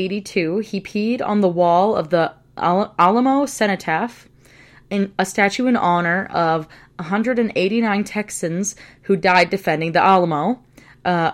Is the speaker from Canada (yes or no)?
yes; Canada; we are both Canadian, as in born and raised in Canada.